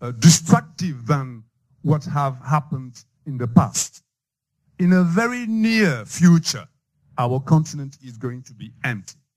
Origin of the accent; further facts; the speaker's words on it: Senegal; English is a second language; I'm coming from a French-speaking country.